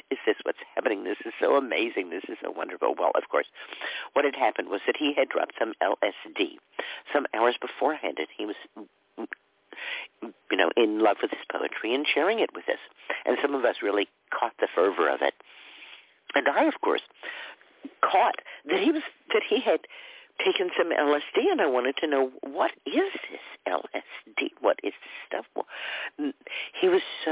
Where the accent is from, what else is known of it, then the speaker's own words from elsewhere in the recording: Dallas, Texas, United States; moved away; also born or lived in California / New York; I grew up in Dallas. We certainly weren't in the downtown part of Dallas. We were out in a suburb